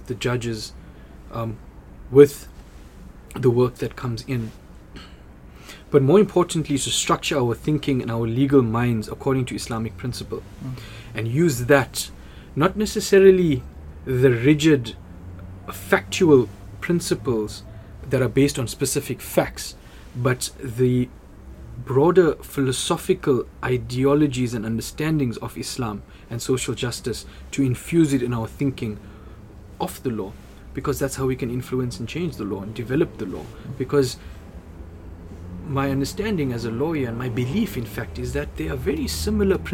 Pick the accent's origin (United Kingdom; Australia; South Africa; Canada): South Africa; my identity as a South African Indian